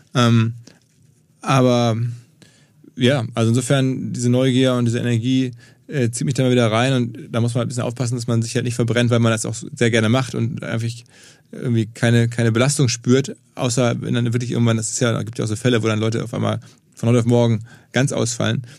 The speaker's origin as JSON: {"language": "German", "town": "Essen", "region": "North Rhine-Westphalia", "country": "Germany", "tie": "born or raised there", "moved": "as an adult", "lives_now": "Hamburg, Germany", "said": "gebürtig aus Essen im Ruhrgebiet, seit über 20, ja, fast 20 Jahren jetzt hier, wie viele sind jetzt genau? 22 Jahre in Hamburg"}